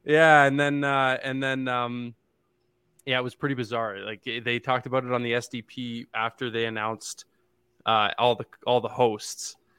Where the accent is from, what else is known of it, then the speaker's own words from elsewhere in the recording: Ontario, Canada; now in Calgary, Canada; I'm from Ontario